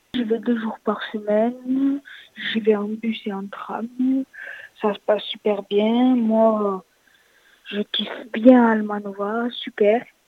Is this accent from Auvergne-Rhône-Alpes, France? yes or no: no; Frontignan, Occitania, France; Je viens de Frontignan